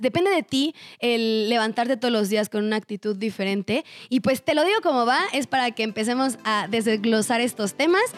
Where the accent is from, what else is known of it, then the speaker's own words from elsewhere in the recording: Cuernavaca, Morelos, Mexico; yo soy de Cuernavaca, Morelos